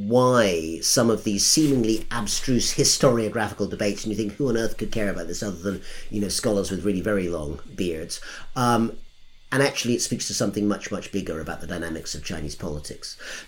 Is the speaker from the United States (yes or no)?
no; United Kingdom; And as a Brit, I didn't get to vote anyway.